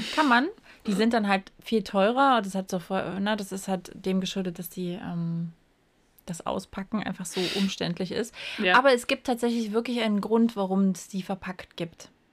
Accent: East Germany, Germany; ich war halt noch winzig klein, wir sind ja in der DDR groß geworden

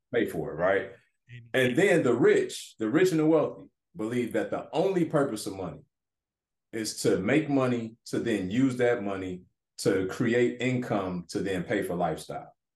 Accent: Detroit, Michigan, United States; moved away as an adult; Growing up in Detroit inner city

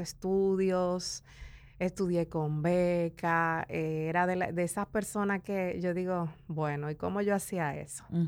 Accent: La Romana, Dominican Republic; also born or lived in San Pedro de Macorís; now in Santo Domingo, Dominican Republic; nací en el este, en La Romana y crecí entre La Romana y San Pedro de Macorís.

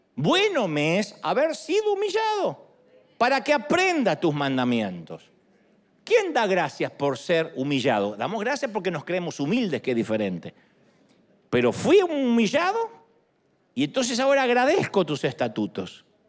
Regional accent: Argentina; moved away; Yo soy argentino

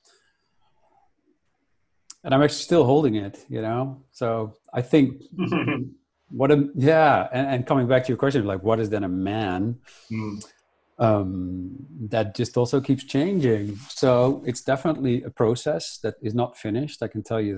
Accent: Netherlands; I grew up in Holland

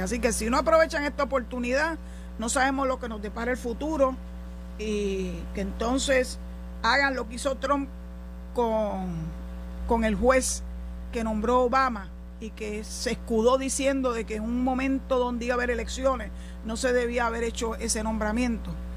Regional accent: Puerto Rico; somos parte de la nación, que somos ciudadanos americanos

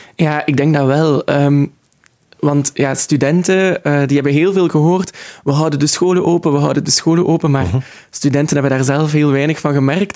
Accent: Ghent, Flanders, Belgium; ik ben opgegroeid in Gent en ik wil er ook absoluut blijven

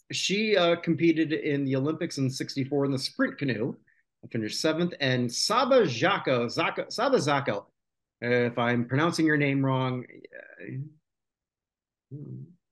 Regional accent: near Toronto, Ontario, Canada; I grew up near Toronto

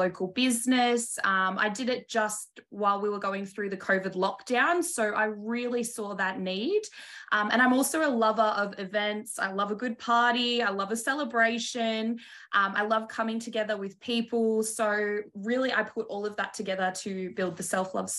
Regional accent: Melbourne, Victoria, Australia; I've always been a Melbourne girl, so born here, but I am Samoan Australian.

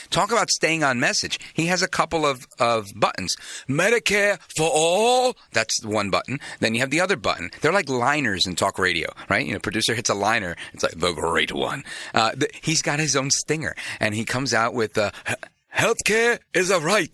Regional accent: New York City, New York, United States; now in New Jersey, United States; I was born in Brooklyn, moved across the river into Jersey

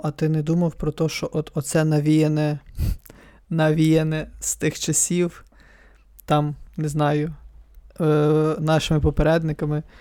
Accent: near Halych, Ivano-Frankivsk Oblast, Ukraine; also born or lived in Chernivtsi; now in Ivano-Frankivsk, Ukraine; Ну, я з-під Галича

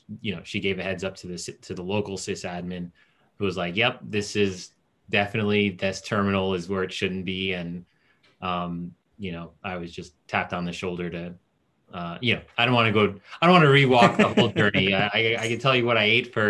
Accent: United States; also born or lived in Port-au-Prince, Haiti / New Jersey (Newark suburbs) / South Florida / Fort Lauderdale; Grew up in Jersey for a period, east, like Newark suburbs

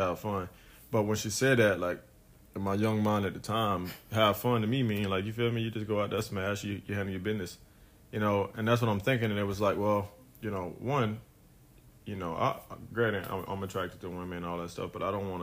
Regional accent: Fort Pierce, Florida, United States; I'm from Fort Pierce, Florida.

